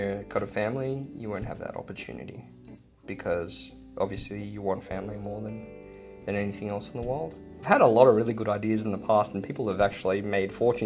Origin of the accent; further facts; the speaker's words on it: Sydney, New South Wales, Australia; also born or lived in Hong Kong; I came here when I was 2 years old, immigrated from Hong Kong, and pretty much stayed in Australia